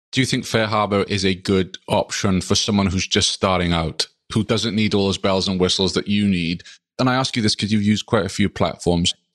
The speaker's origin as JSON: {"language": "English", "region": "Wales", "country": "United Kingdom", "moved": "yes", "lives_now": "Vermont, United States", "said": "my home country, the Principality of Wales"}